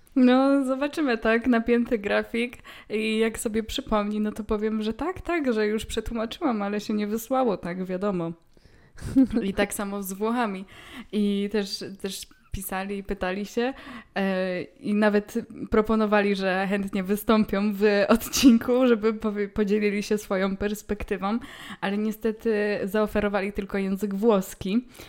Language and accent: Polish; Poland; jestem z Polski